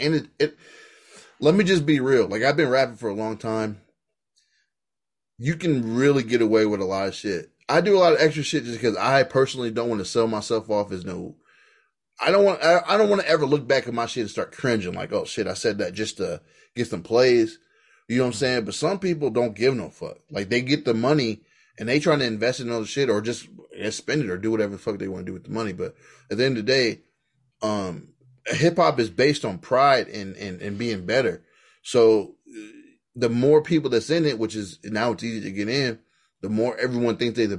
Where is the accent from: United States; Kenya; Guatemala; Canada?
United States; Queens, New York; I'm from New York, I'm Queens